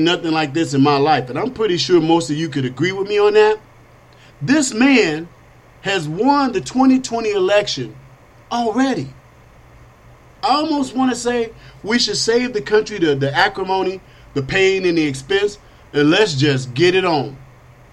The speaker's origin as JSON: {"language": "English", "country": "United States", "said": "I am an American, a Christian, a conservative, and I'm black."}